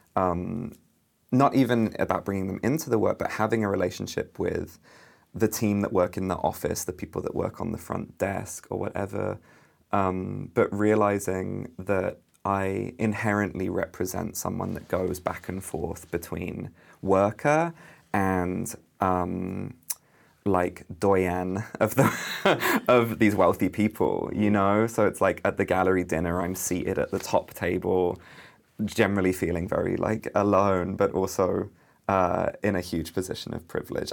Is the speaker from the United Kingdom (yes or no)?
yes; United Kingdom; also born or lived in London; as a British artist who lived in London, studied in London